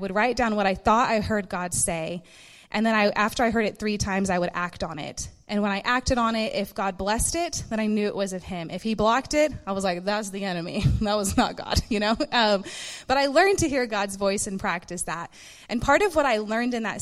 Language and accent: English; Dallas, Texas, United States; I'm from Dallas, born and raised in Texas